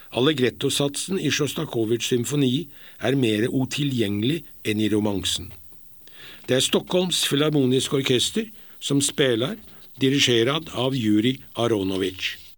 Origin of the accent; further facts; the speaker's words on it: Norway; moved away; er jeg nordmann.